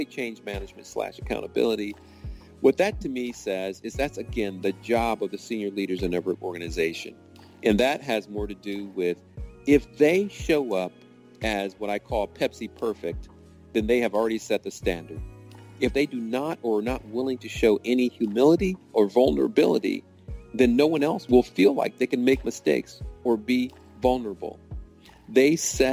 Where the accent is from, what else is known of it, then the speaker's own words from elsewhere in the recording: Cleveland, Ohio, United States; my story of growing up in Cleveland, Ohio